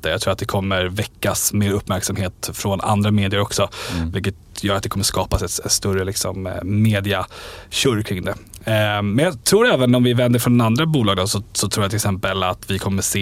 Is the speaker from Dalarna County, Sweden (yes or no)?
yes; Falun, Dalarna County, Sweden; Jag är från Falun.